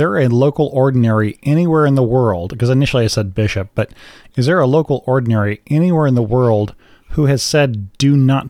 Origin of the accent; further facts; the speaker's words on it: United States; I'm an American, so I'm going to look at America first.